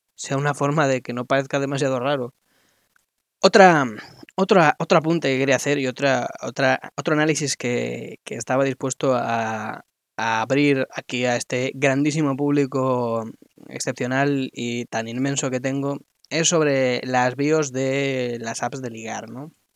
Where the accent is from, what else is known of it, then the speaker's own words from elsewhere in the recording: Madrid, Community of Madrid, Spain; soy de Madrid